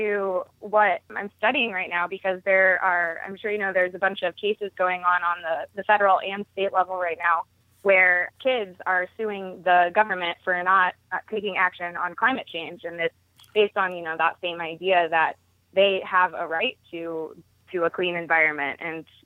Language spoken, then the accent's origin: English; Baltimore, Maryland, United States; moved away as an adult; also born or lived in Durham, North Carolina; growing up in Baltimore